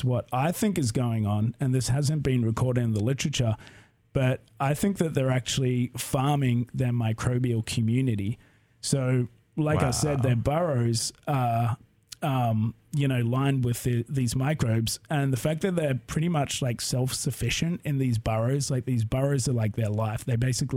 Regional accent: Melbourne, Victoria, Australia; moved away as an adult; also born or lived in San Diego / Delaware; now in Corvallis, United States; I'm from Australia

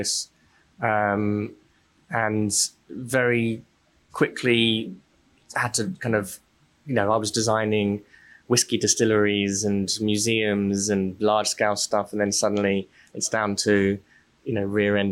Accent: London, United Kingdom; I grew up in South London

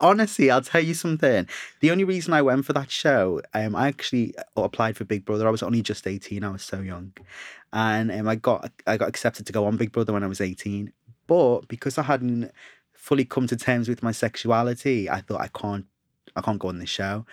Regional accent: Liverpool, North West England, United Kingdom; now in London, United Kingdom; I'm from Liverpool originally, and being in London

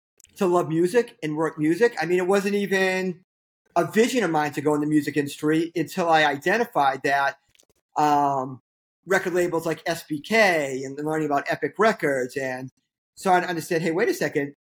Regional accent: Boston, Massachusetts, United States; moved away as an adult; also born or lived in Syracuse; I grew up in Boston

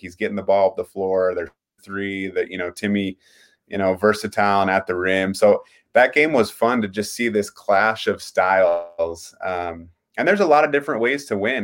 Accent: Pocatello, Idaho, United States; I'm from Pocatello. I went to Highland High School

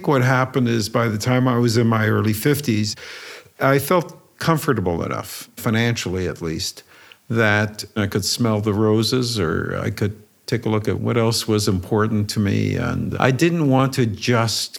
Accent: Romania; moved away; I was born in Romania

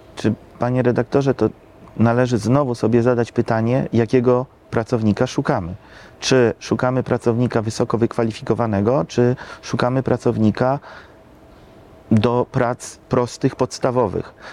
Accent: Lublin Voivodeship, Poland; u nas na Lubelszczyźnie

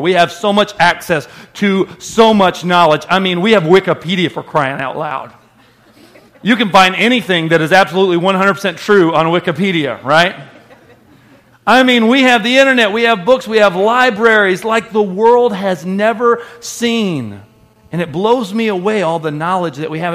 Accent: United States; we're American and we view the Bible through American lenses

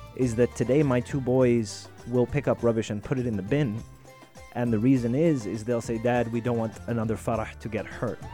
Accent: Sharjah, United Arab Emirates; growing up in Sharjah, mm. you know, on the beach every day, we saw a lot of sea life.

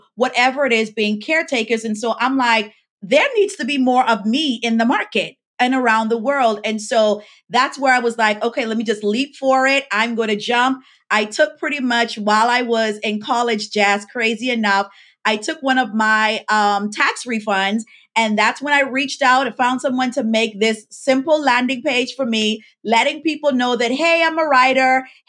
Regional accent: Bahamas; now in Florida, United States; I was born and raised in the Bahamas

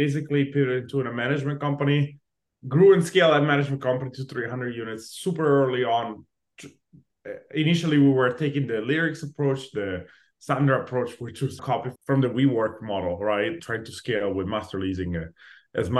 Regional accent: Italy; moved away as an adult; now in Los Angeles, United States; I was born and raised in Italy. I moved to LA specifically when I was 21.

